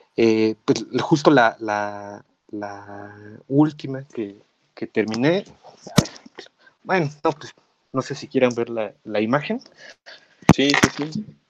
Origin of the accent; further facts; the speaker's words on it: Mexico; nosotros como mexicanos